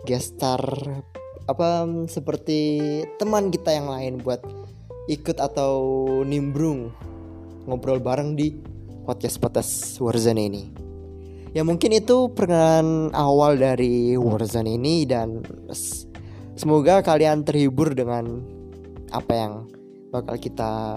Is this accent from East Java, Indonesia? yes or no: yes; Malang, East Java, Indonesia; aku asalnya dari Malang dan sekarang masih kuliah semester 4 di salah satu universitas swasta di Malang